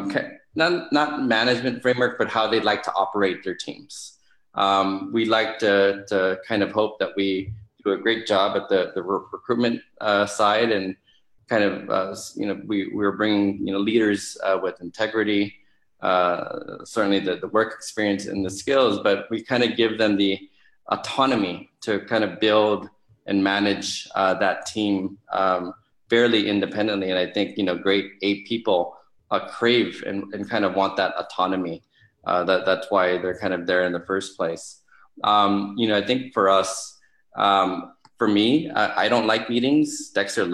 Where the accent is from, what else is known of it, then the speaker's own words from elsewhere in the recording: Philippines; as a Filipino